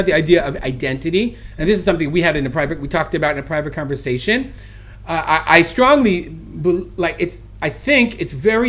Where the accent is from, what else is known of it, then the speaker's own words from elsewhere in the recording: Brooklyn, New York, United States; I'm an American, I'm from New York, I grew up in Brooklyn, I'm a Jew.